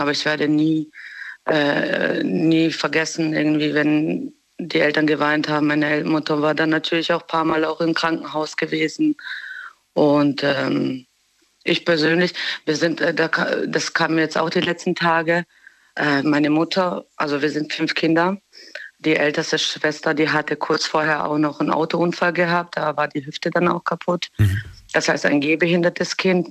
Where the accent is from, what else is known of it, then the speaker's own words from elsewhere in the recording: Germany; also born or lived in Bosnia; wir sind zwar in Deutschland aufgewachsen